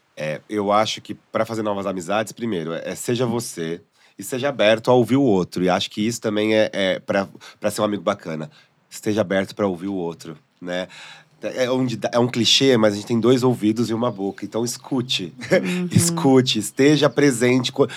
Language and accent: Portuguese; São Paulo, Brazil; eu sou de São Paulo